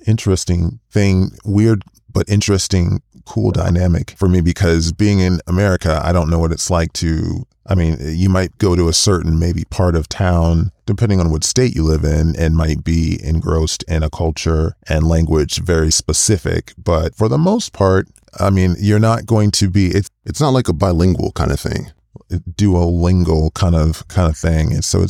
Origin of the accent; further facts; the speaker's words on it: United States; I mean, I'm from the States, so how could I know necessarily